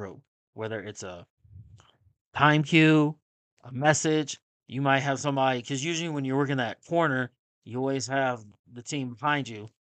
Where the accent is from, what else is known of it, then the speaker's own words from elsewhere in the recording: Kansas City, Missouri, United States; I'm from Kansas City